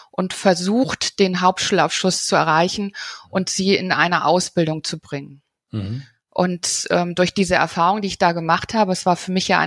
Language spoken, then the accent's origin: German; Bonn, North Rhine-Westphalia, Germany; Ja, also ich bin, bin selber groß geworden in Bonn und dort in der mhm. Bankenwelt.